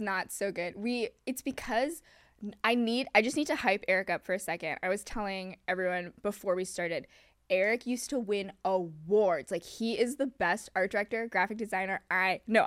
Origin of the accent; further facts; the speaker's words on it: Hong Kong; also born or lived in New York; now in Los Angeles, United States; I was born in Hong Kong